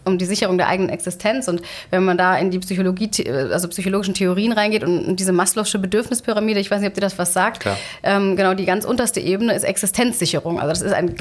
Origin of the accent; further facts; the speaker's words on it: Germany; bei uns in Deutschland